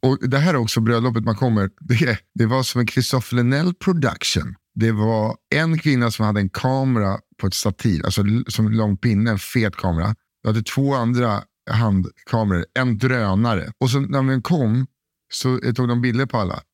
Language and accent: Swedish; Sweden; I'm from Sweden